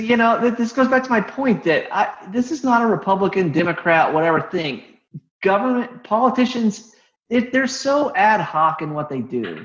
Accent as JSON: {"language": "English", "town": "Terre Haute", "region": "Indiana", "country": "United States", "tie": "born or raised there", "also_born_or_lived": "Florida", "moved": "yes", "said": "I grew up in Terre Haute, Indiana"}